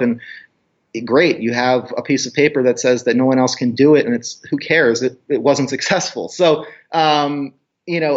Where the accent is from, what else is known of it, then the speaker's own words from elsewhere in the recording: New York, United States; moved away; also born or lived in Arizona; I grew up in New York